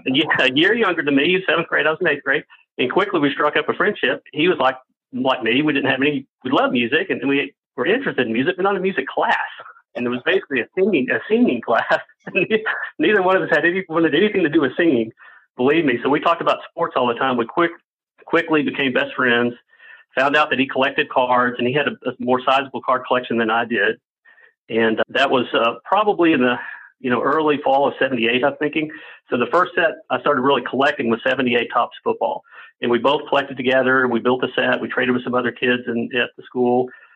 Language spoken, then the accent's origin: English; Dallas, Texas, United States; I grew up in Dallas, like a lot of people know, and growing up in Dallas, and I was born in 64, so growing up in Dallas in the 70s, mainly as a young kid into a teenager